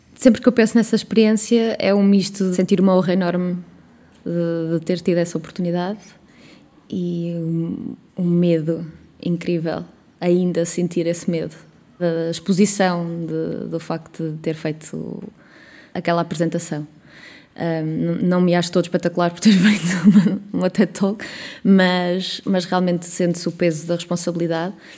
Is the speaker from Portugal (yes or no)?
yes; Coimbra, Centro, Portugal; now in Porto, Portugal; eu não sou de cá, não sou do Porto, eu sou de Coimbra, mas eh, considero o Porto a minha terra.